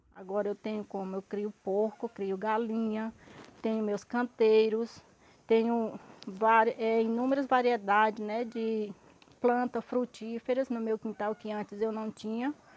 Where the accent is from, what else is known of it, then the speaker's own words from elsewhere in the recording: Minas Gerais, Brazil; eu sou aqui de Minas Gerais